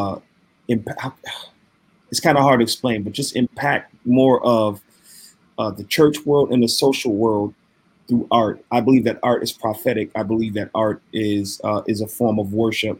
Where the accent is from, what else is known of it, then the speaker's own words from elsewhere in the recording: Waterbury, Connecticut, United States; now in Minneapolis, United States; I was born and raised in New Haven County, to be specific, Waterbury, Connecticut